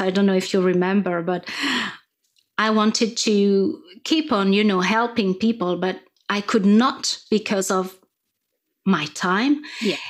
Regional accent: France; first language French; English is a second language; You can probably hear my accent. Um, I'm, I'm French

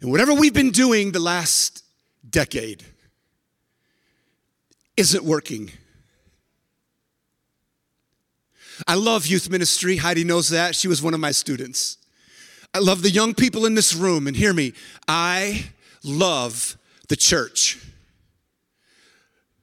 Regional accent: San Francisco, California, United States; And I was born in San Francisco. I was actually born in the corner of Haight and Ashbury.

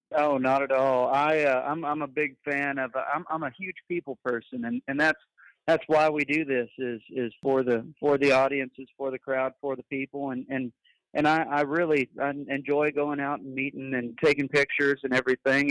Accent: San Angelo, Texas, United States; I am from San Angelo, Texas. I've been I was born and raised here from a rodeo and ranching family.

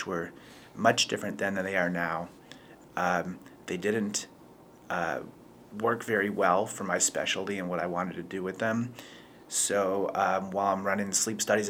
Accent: Buffalo, New York, United States; moved away as an adult; now in Charlotte, United States; I'm originally from Buffalo, like a lot of people in Charlotte

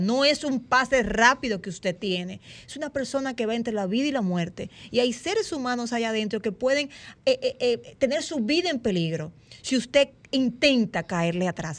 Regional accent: Dominican Republic; nosotros como dominicanos y dominicanas

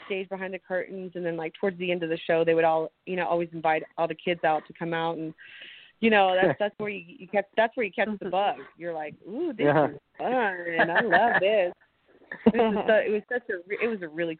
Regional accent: Nashville, Tennessee, United States; also born or lived in Phoenix, Arizona / Brentwood, Tennessee / Franklin, Tennessee; So I was born in Phoenix, Arizona, 1985. And I moved to Nashville with my mom and my brother.

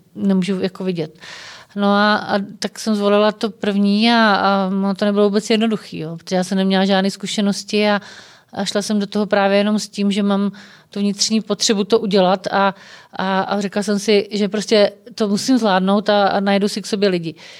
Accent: Czechia; jsme prostě Češi, že jsme na to hrdí, že jsme vlastenci

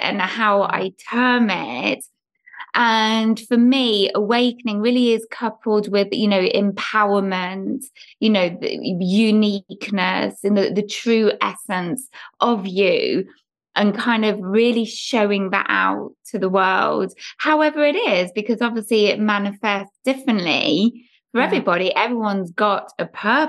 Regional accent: England, United Kingdom; growing up in England in the 70s and 80s

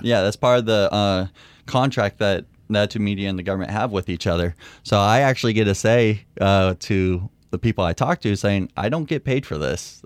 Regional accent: Concord, California, United States; moved away as an adult; now in Mount Pleasant, Michigan, United States; I'm from, the easy question is from Concord, California

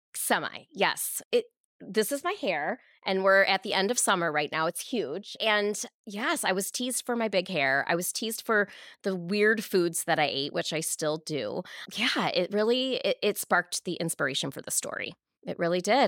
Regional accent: Canton, Michigan, United States; also born or lived in East Lansing, Michigan; now in Novi, United States; I grew up in Michigan, in Canton, Michigan

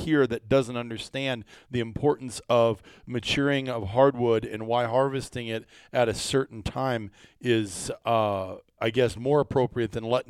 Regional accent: Iowa, United States; moved away; also born or lived in Wisconsin; I grew up in Iowa, obviously, and then Wisconsin.

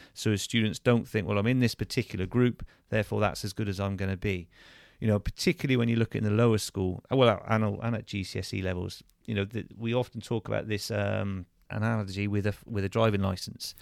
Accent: Churchdown, South West England, United Kingdom; also born or lived in Plymouth / Bath / Gravesend / Gloucester; I went to school just a few miles away in, um, in Churchtown at, at Chosen Hill School, so a local comprehensive there

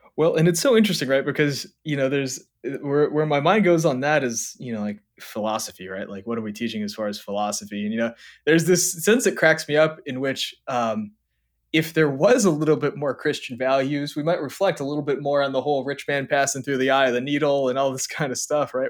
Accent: Hawaii, United States; growing up in Hawaii, like, when I was a teenager

